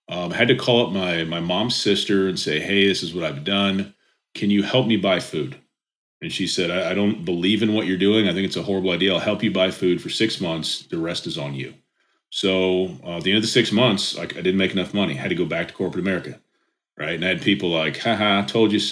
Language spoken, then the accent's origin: English; Indianapolis, Indiana, United States; I'm from Indianapolis. I live about 35 minutes south now. So I've always lived in Indiana.